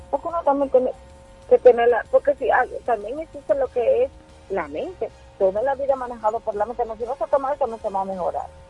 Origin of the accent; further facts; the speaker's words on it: Mao, Valverde, Dominican Republic; Y no viví en la capital. Yo viví en Mao, en mi pueblo